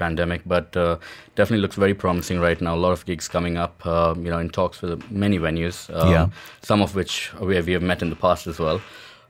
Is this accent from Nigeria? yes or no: no; Dubai, United Arab Emirates; also born or lived in India; I was born in India and raised in Dubai.